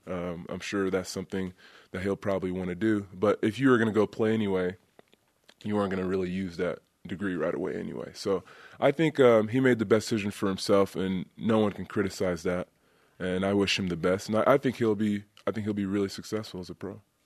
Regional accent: Côte d’Ivoire; moved away; I'm from the Ivory Coast and I've been there.

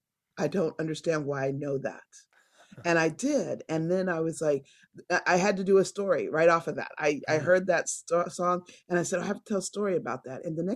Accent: Annandale, Virginia, United States; We grew up in Annandale, Virginia, and I went to Second Baptist Church, an all-Black church.

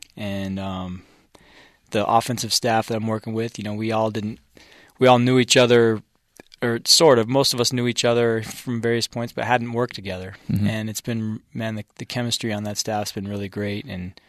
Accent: Bountiful, Utah, United States; born or raised there; also born or lived in Salt Lake City, Utah / Wheaton, Illinois

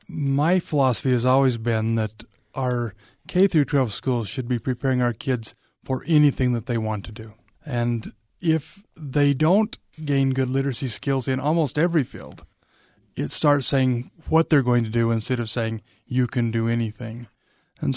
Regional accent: Vernal, Utah, United States; But, you know, I grew up in Vernal, Utah, out in dinosaur country

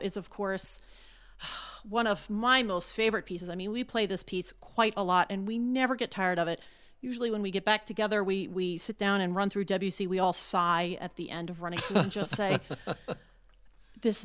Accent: Philadelphia, Pennsylvania, United States; moved away; I'm actually from Philadelphia

